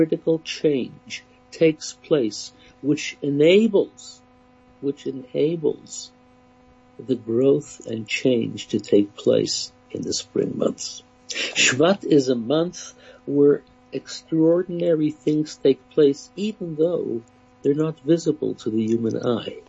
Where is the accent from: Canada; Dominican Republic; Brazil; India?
Canada; I grew up in Canada